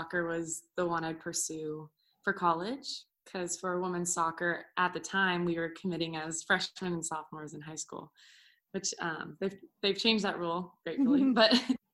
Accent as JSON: {"language": "English", "region": "California", "country": "United States", "tie": "born or raised there", "also_born_or_lived": "Orlando", "moved": "as an adult", "said": "I grew up in California"}